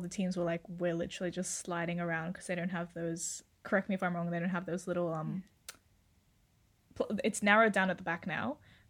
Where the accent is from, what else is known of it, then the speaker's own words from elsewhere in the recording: Sydney, New South Wales, Australia; I'm from Sydney. Currently 20 years old.